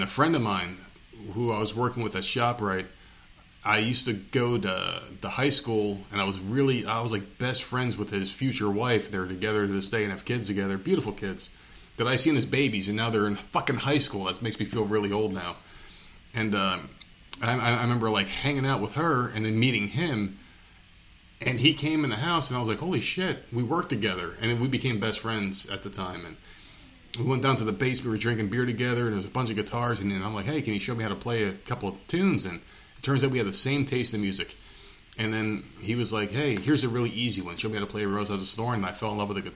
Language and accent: English; New Jersey, United States; moved away; I'm from New Jersey